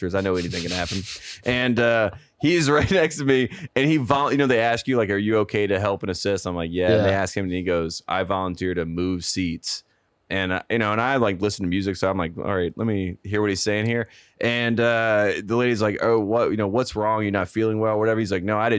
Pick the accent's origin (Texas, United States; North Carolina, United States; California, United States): North Carolina, United States; I'm also from North Carolina, close to Atlanta